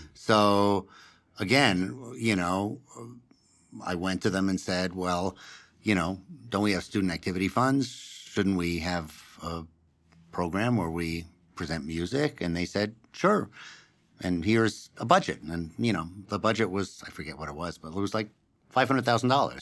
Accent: New York City, New York, United States; moved away as an adult; now in Denver, United States; I grew up on the Upper West Side of Manhattan

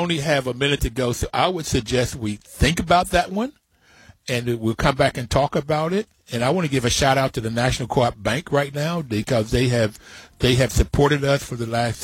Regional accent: Bluefield, West Virginia, United States; I grew up in Bluefield, West Virginia, with a working poor family

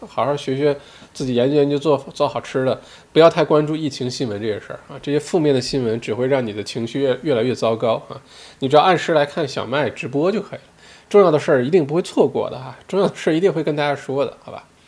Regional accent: China; now in Melbourne, Australia; 因为我自己作为中国人

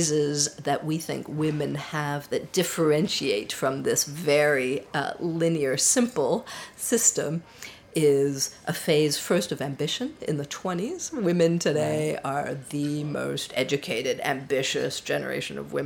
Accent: Canada; moved away as an adult; also born or lived in Paris, France; I was born in Canada of a French mother and a Swiss father. I grew up in Canada and became a computer programmer

